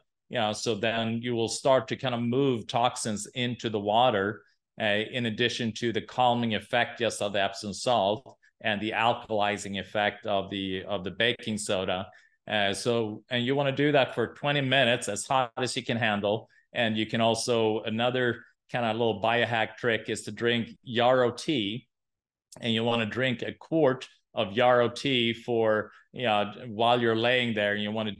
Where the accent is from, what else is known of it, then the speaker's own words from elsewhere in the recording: Sweden; English is a second language; Yeah, I'm from Sweden.